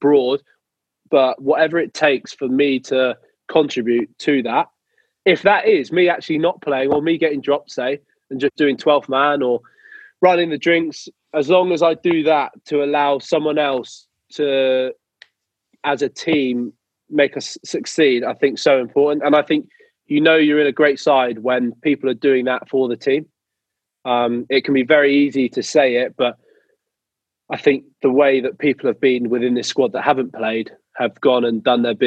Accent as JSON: {"language": "English", "region": "England", "country": "United Kingdom", "said": "being an English spinner"}